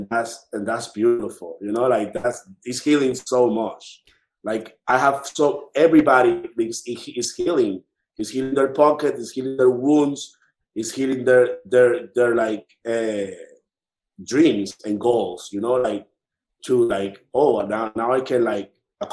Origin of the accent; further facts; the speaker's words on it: Dominican Republic; now in New York, United States; I am from Dominican Republic